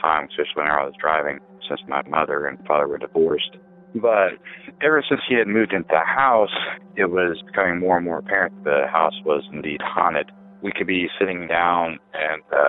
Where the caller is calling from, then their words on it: Elwood, Indiana, United States; I'm calling from Elwood, Indiana